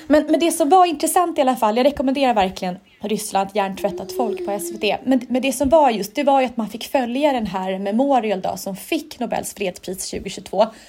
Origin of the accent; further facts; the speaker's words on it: Sweden; jag som svensk